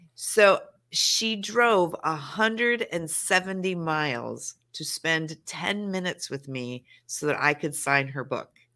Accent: Montana, United States; now in Los Angeles, United States; I live in sure. LA, but I am a Montana

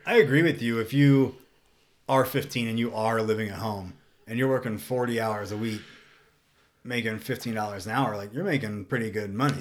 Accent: the South, United States; growing up in the South

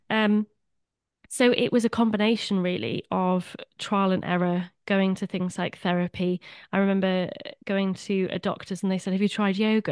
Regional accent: Swansea, Wales, United Kingdom; I'm a fellow Welshy, originally from Swansea

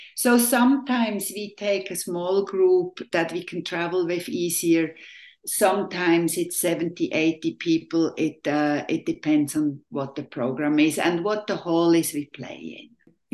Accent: Switzerland; now in Tri-Cities, United States; I was born and raised in Switzerland in a little village of, at that time, I think about 1,800 people.

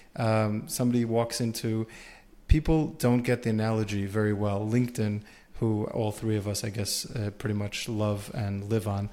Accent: United States; we're all from America here

